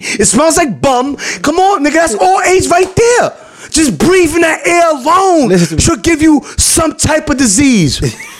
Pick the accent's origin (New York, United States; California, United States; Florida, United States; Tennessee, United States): New York, United States; New York City; I was born and raised in the Bronx, but I'm not planning to live there forever.